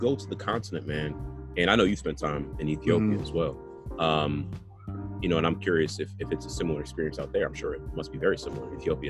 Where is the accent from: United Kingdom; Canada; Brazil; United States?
United States; New Jersey; also born or lived in France / New York; when I said I was from New Jersey, it was pretty clear that nobody was trying to hear that answer. I should say as an aside, I lived in France when I was in high school.